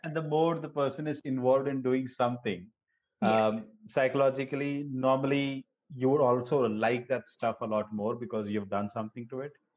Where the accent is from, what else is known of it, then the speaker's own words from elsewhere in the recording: Gujarat, India; I grew up in Gujarat